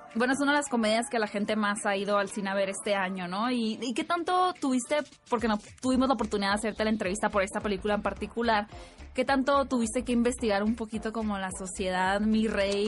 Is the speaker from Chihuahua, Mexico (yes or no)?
no; Hermosillo, Sonora, Mexico; moved away; yo veía de niña que en Hermosillo los anuncios en la tele